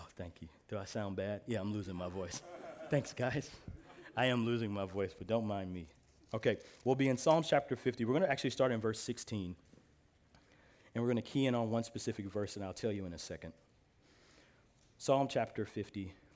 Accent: Midwest, United States; I'm from the Midwest, so we call pop pop

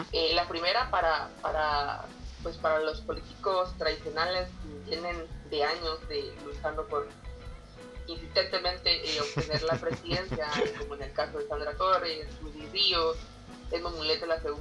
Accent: Oriente, Guatemala; que yo soy de Oriente y la gente de Oriente, pues no somos tan amables, somos más directos.

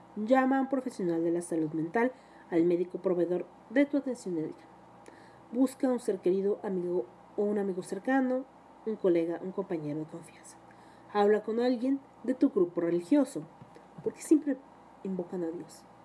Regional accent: Mexico

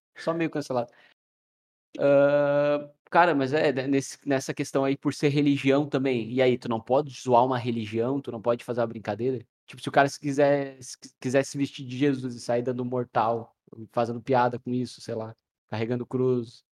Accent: Rio Grande do Sul, Brazil; Ah, eu sou gaúcho. A gente tem uma cultura muito forte.

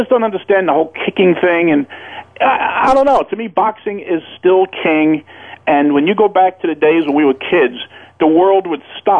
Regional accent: New York City, New York, United States; I see street brawls my whole life growing up in Brooklyn.

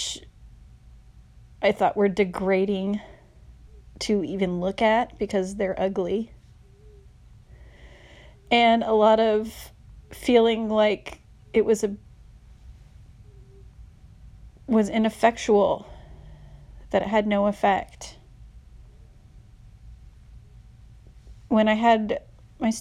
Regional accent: Texas, United States; moved away as an adult; now in San Francisco, United States; I was from Texas

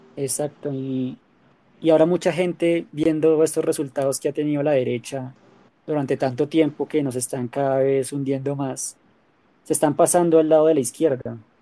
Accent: Colombia; qué crees que deberíamos hacer como colombianos

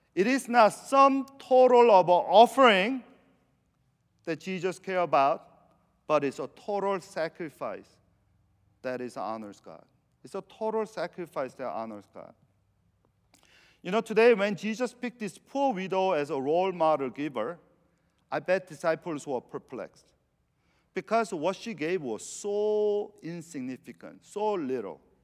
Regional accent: Venezuela; moved away; I'm from South America

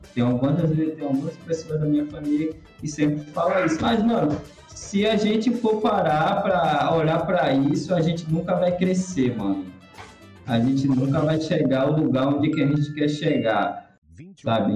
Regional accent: Bahia, Brazil; eu sou baiano

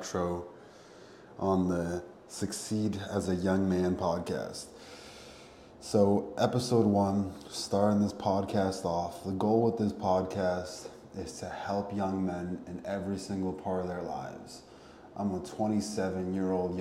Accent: Connecticut, United States; Ended up moving back to Connecticut, my hometown

